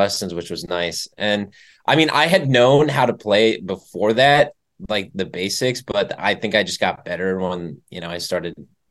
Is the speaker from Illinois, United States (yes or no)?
yes; Chicago, Illinois, United States; Yes, sir. Born and raised. Cubs fan.